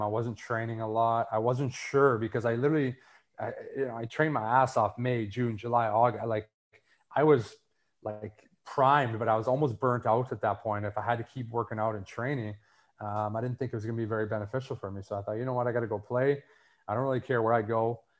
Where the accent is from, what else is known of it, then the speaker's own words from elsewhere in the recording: Winnipeg, Manitoba, Canada; growing up in Winnipeg